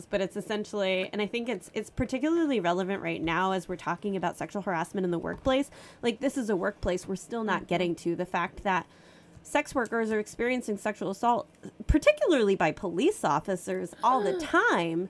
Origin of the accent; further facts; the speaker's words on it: New York City, New York, United States; I grew up in New York City.